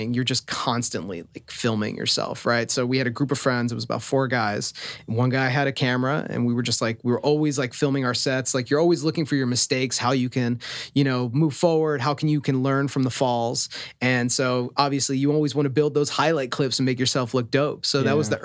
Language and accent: English; Tucson, Arizona, United States; born or raised there; moved away as an adult; also born or lived in Philadelphia, Pennsylvania; now in Los Angeles, United States